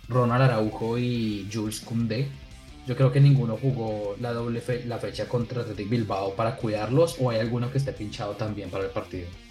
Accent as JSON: {"language": "Spanish", "country": "Colombia", "moved": "yes", "lives_now": "Valencia, Spain", "said": "somos dos jóvenes colombianos, sin embargo yo me encuentro en la ciudad de Valencia, España"}